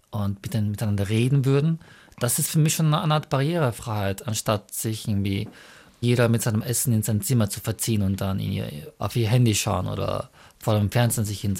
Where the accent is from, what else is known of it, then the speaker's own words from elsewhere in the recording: Mongolia; German is a second language; now in Austria; wie zum Beispiel äh, Mongolei, wo ich herkomme, die Sache ganz anders aussieht. Da würde ich halt mir sehr schwer tun. Aber in Österreich fühle ich mich eigentlich sehr wohl